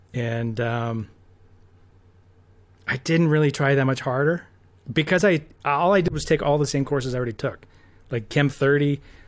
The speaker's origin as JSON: {"language": "English", "town": "Red Deer", "region": "Alberta", "country": "Canada", "tie": "born or raised there", "said": "I grew up in Red Deer."}